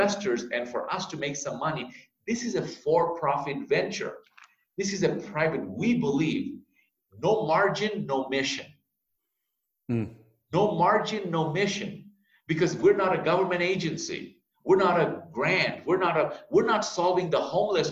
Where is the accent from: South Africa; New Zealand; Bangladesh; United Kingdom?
Bangladesh; now in United States; Bangladesh, my home country.